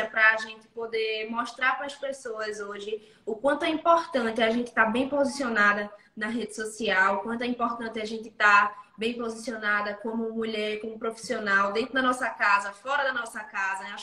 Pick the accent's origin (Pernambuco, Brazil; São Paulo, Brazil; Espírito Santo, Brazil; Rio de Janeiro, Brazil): Pernambuco, Brazil; E eu sou do interior de Pernambuco. Então eu sou nascida e criada aqui no interior de Pernambuco. Nunca fui morar fora, nunca fui para outra cidade, nem nada do tipo.